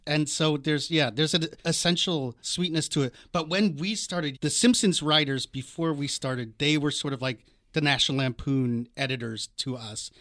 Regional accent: Washington, District of Columbia, United States; also born or lived in New York; now in Los Angeles, United States; I grew up on the East Coast in Washington, D C.

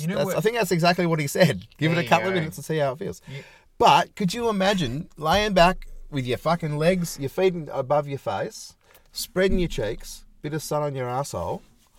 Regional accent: Nambour, Queensland, Australia; I was born in Nambour, not too far from Noosa.

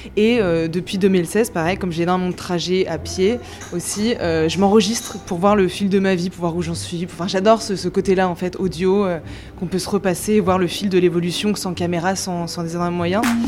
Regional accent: Grenoble, Auvergne-Rhône-Alpes, France; now in Paris, France; Moi je viens de Grenoble à la base et je suis arrivée à Paris

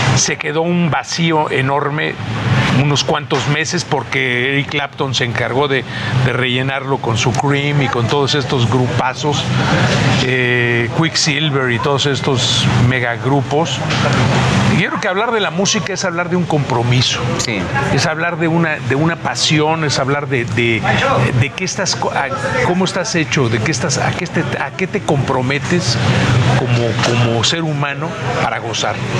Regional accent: Mexico

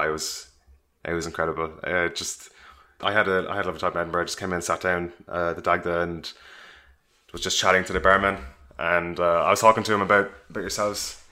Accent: Cork, Munster, Ireland; moved away as an adult; now in London, United Kingdom; I grew up in Cork in Ireland

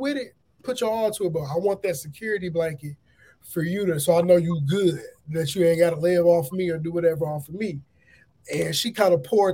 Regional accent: Aurora, Illinois, United States; I'm from the Chicagoland area, Aurora, Illinois

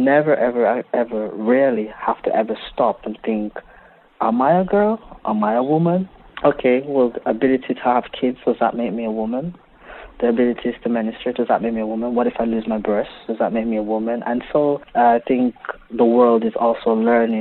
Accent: Montego Bay, Saint James, Jamaica; now in United Kingdom; When I was growing up in Jamaica

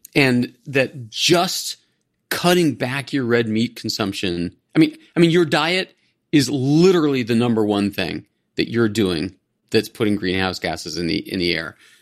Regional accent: Cleveland, Ohio, United States; moved away; I grew up in Ohio, in the suburb of Cleveland

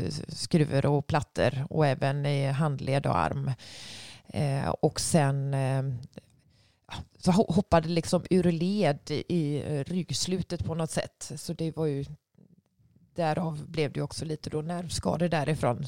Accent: Sweden; hemma i Sverige

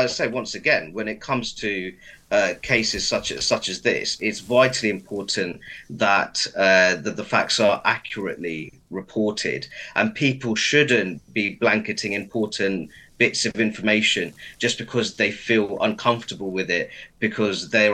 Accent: Luton, East of England, United Kingdom; My hometown of Luton, as you know, has a very high ethnic minority population

